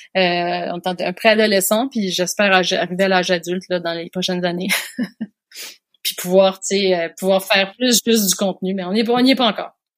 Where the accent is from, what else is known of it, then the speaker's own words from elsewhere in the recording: Quebec, Canada; moved away as an adult; now in France; je suis made in France. J'ai grandi au Québec et puis là maintenant, je vis en France depuis deux ans